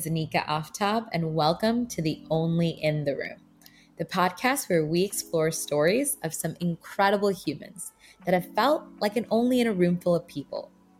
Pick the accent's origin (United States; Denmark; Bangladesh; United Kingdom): Bangladesh; born there; English is a second language; so English is not my first language, but I was born in Bangladesh